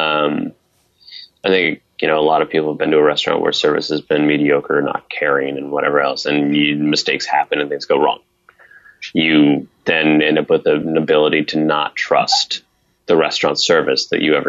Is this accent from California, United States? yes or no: no; Northeast Ohio, United States; I'm from Northeast Ohio